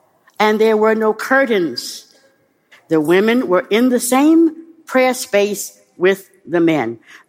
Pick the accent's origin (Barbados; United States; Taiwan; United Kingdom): United States; the South; moved away; I didn't become a Muslim, certainly, to sit in the back of the bus. I grew up in the South.